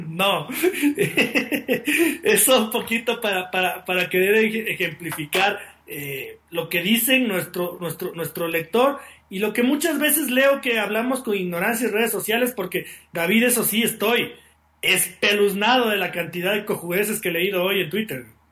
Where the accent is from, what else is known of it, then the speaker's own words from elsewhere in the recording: Ecuador; así somos los ecuatorianos